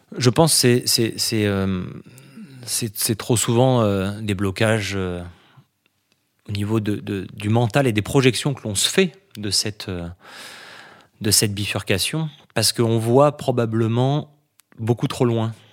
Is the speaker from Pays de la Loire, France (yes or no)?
no; Nice, Provence-Alpes-Côte d'Azur, France; j'ai grandi à Nice, parce que j'ai toujours vécu au bord